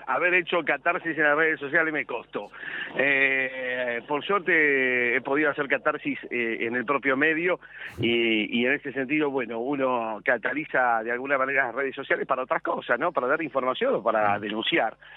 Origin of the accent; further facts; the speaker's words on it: Buenos Aires, Argentina; Yo soy un porteño más, vivo en la ciudad de Buenos Aires